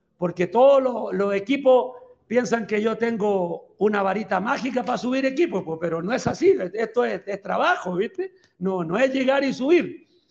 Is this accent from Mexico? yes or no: no; Chile; moved away as an adult; also born or lived in El Salvador / Belize / Nicaragua; now in Guatemala; soy chileno, sigo siendo chileno